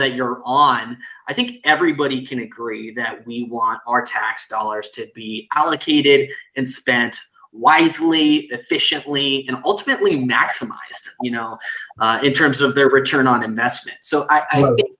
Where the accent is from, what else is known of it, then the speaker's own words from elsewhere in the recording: Seattle, Washington, United States; I grew up in Seattle